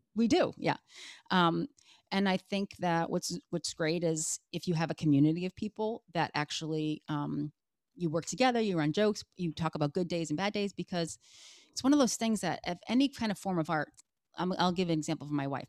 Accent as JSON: {"language": "English", "region": "Connecticut", "country": "United States", "tie": "born or raised there", "also_born_or_lived": "Massachusetts", "said": "I was born in Massachusetts, and uh, and then I lived in Connecticut. I moved to Connecticut when I was five"}